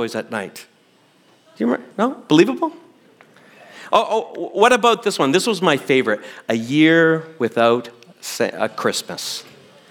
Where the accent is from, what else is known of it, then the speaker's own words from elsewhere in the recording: Canada; a Gen X kid growing up in Canada